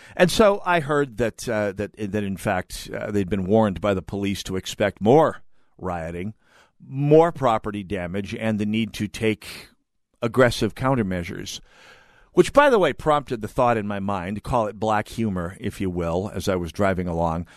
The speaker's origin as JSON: {"language": "English", "region": "North Dakota", "country": "United States", "tie": "born or raised there", "also_born_or_lived": "Minnesota", "moved": "yes", "said": "my home state"}